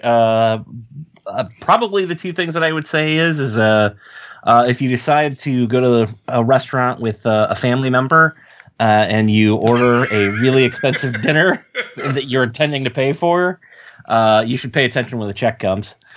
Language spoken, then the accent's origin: English; Ohio, United States; accent: Ohio; I still have my Ohio accent